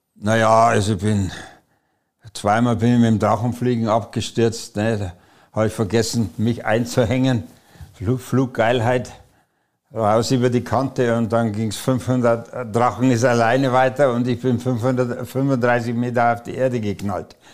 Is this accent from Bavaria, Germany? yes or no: yes; Munich, Bavaria, Germany; moved away; also born or lived in Breslau (Wrocław); da wo der beste Fußball gespielt wird, aus München